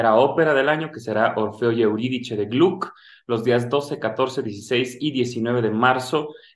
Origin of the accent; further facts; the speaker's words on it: Mexico; fuera de nuestras fronteras y también traer lo que puedo aprender fuera de México y ejercerlo aquí en mi país.